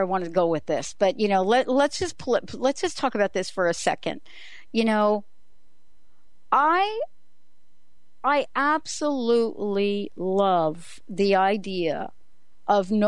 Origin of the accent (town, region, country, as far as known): New York City, New York, United States